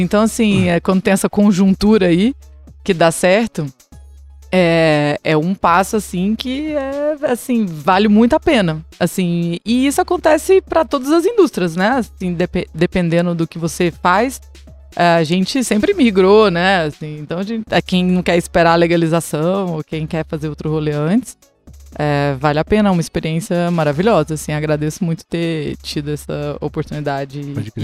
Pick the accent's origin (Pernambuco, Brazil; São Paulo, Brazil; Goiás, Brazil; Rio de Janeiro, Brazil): Goiás, Brazil; Chapada dos Veadeiros; moved away as an adult; also born or lived in Brasília / Goiânia / Salvador, Brazil; now in Vancouver, Canada; sou da Chapada dos Veadeiros, em Goiás